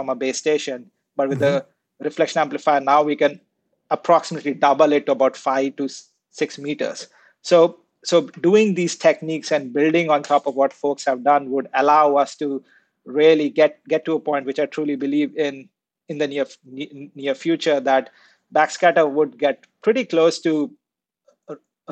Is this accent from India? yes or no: yes; India; So I grew up in India